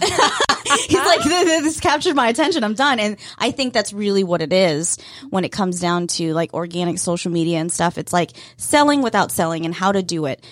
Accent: Fannin County, Georgia, United States; I grew up in Fannin County.

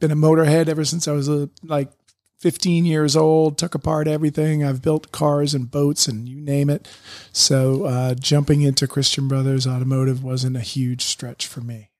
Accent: Boston, Massachusetts, United States; moved away as an adult; also born or lived in Syracuse; I grew up around Boston area

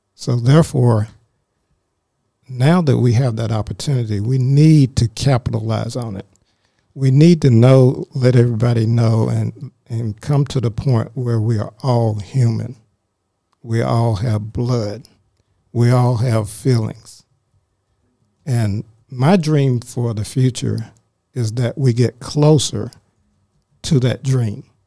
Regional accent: Greer, South Carolina, United States; now in Forsyth County, Georgia, United States; I grew up in South Carolina in a little small called Greer, South Carolina

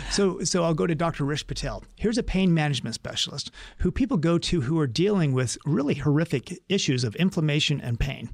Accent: Utah, United States; moved away as an adult; now in San Diego, United States; growing up in Utah

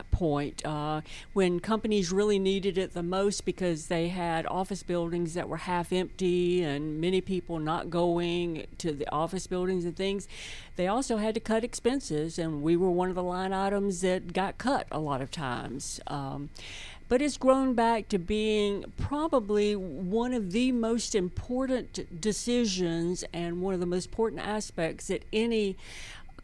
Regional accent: Atlanta, Georgia, United States; I am a native Atlantan, and I went to school here in Atlanta

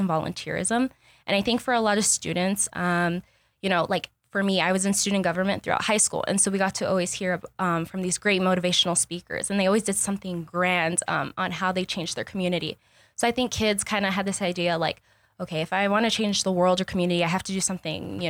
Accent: Douglas, Arizona, United States; also born or lived in Tucson, Arizona; my hometown of Douglas, Arizona, it is pretty much low income

